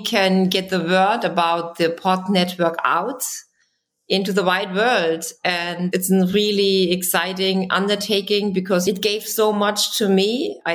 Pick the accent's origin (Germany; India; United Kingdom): Germany; English is a second language; moved away; I grew up in Germany